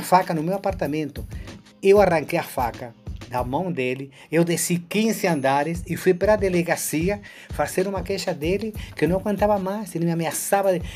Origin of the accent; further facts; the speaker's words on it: Rosario, Santa Fe, Argentina; Portuguese is a second language; also born or lived in Buenos Aires, Argentina / Rio de Janeiro, Brazil; now in Brazil; eu nasci em Buenos Aires, mas me criei em Rosário.